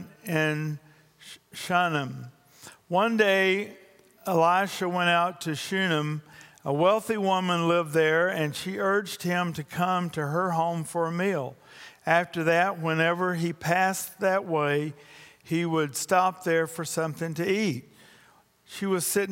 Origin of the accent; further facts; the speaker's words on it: Louisiana, United States; I'm also from Louisiana